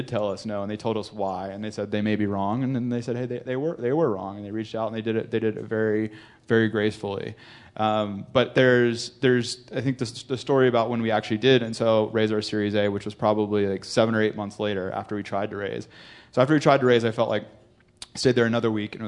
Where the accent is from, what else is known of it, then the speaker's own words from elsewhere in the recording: North Carolina, United States; I'm from North Carolina, I'm from a small town in North Carolina